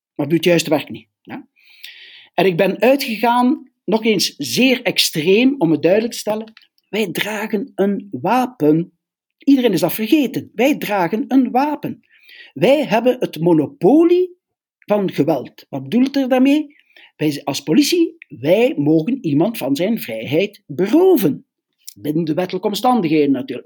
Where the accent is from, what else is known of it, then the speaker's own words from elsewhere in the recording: Belgium; we zijn Belgen